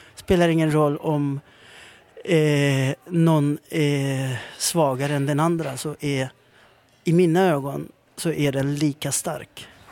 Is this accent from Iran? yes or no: no; Chile; now in Sweden; jag föddes i Chile. Högt upp i Anderna, Atacamaöknen.